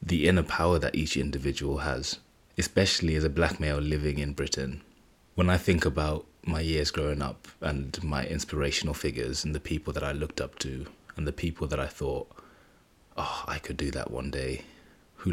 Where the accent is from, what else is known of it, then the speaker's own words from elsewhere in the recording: Zimbabwe; moved away; I was born in Zimbabwe, so a large part of my culture and tradition is based there.